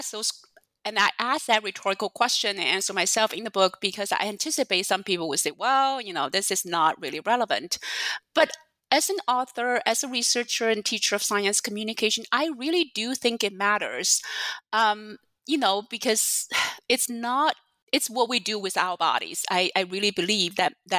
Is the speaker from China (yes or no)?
yes; China; now in United States; I did not grow up in the U.S. I grew up in China